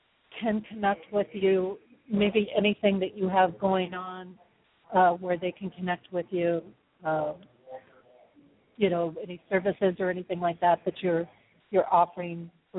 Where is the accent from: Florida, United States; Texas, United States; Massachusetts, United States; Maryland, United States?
Texas, United States; born there; accent: southern; part of it was from when I was born in Texas, I carried over this southern accent, and instead of letting me have that southern accent, they put me into speech therapy stuff